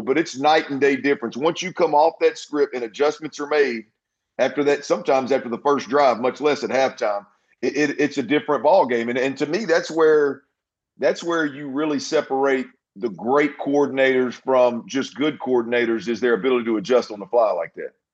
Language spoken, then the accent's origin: English; Baytown, Texas, United States; right here in Baytown at uh, my hometown